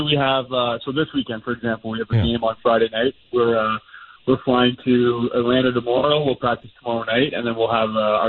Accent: 45 minutes north of Toronto, Ontario, Canada; now in Denver, United States; Originally, I'm 45 minutes north of Toronto.

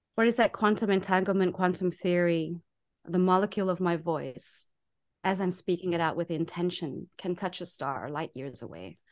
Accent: South Africa; moved away as an adult; also born or lived in Taiwan; now in United States; I'm a South African in America

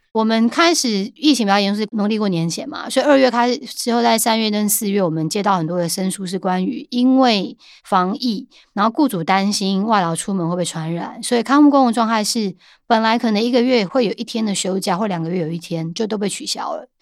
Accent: Taiwan; 我们是台湾人

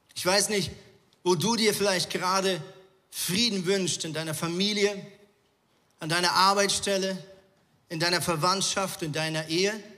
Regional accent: Zurich, Switzerland; now in Hamburg, Germany; Ja, ich bin ja in Zürich äh, aufgewachsen, beziehungsweise habe viele Jahre in Zürich gelebt.

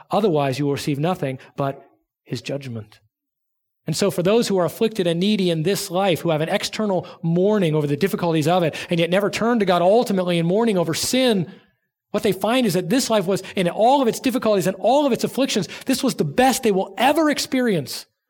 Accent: Southern California, United States; moved away; I grew up in Southern California

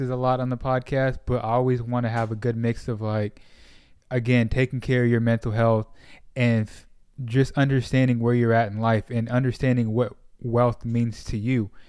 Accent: Sacramento, California, United States; moved away as an adult; now in Dallas, United States; I grew up in Sacramento, and then when I was like around 19, I moved back down to Southern California, and then um, eventually moved. Uh, eventually made my way to Dallas.

